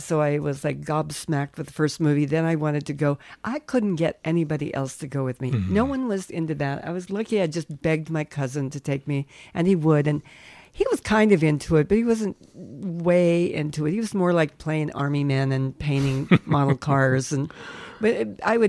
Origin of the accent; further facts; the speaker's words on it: Colorado Springs, Colorado, United States; also born or lived in Manhattan, Kansas / Randolph, Kansas; by the time I was in second grade, I was in Colorado Springs